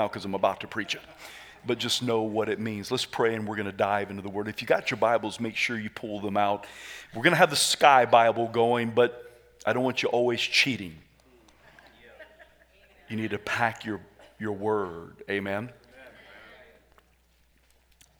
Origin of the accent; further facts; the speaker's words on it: the South, United States; I am from the South